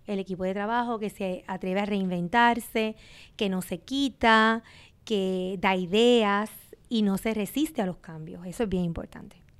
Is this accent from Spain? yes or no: no; Sabana Grande, Puerto Rico; yo llegué, ¿verdad? A mi pueblo natal, pero joven